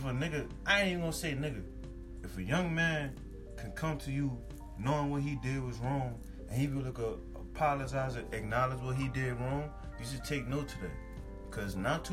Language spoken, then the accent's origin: English; New Orleans, Louisiana, United States; moved away; I'm from New Orleans